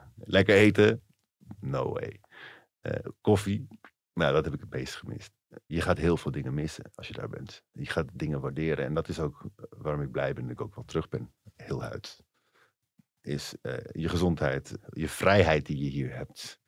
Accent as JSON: {"language": "Dutch", "country": "Netherlands"}